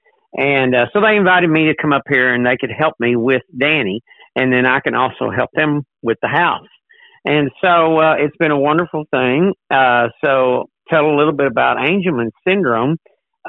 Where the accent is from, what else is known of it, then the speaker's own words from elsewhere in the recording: Texas, United States; moved away as an adult; also born or lived in Georgia; now in Newport News, United States; I am from Texas. I was born in Texas, grew up on a dairy farm there, and taught school there